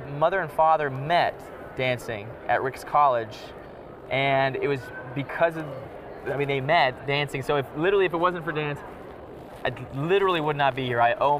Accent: Utah, United States; moved away as an adult; also born or lived in London, United Kingdom; I'm from Utah.

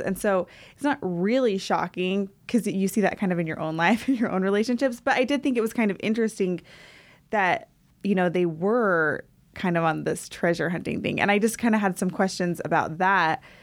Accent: Centerville, Utah, United States; I'm actually from Centerville, Utah.

